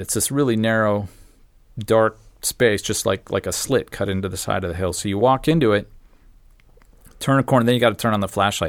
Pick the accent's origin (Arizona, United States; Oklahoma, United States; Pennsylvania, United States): Arizona, United States; Phoenix; I grew up in Phoenix.